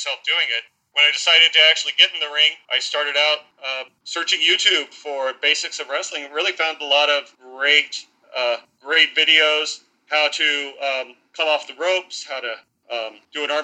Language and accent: English; Southern California, United States; moved away as an adult; also born or lived in El Paso, Texas / Washington, D.C. area; now in Virginia, United States; Grew up in Southern California, joined the Army, took me to El Paso, Texas, and then to the D.C. area